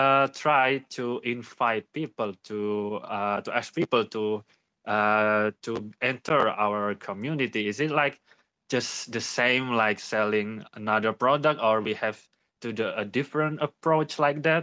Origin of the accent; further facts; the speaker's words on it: Indonesia; I'm from Indonesia